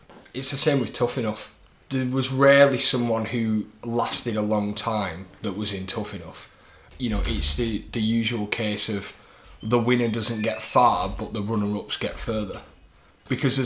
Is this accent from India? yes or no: no; United Kingdom; as a British audience